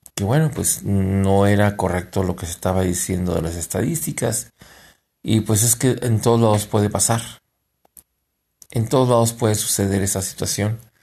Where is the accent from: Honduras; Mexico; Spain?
Mexico; somos los mexicanos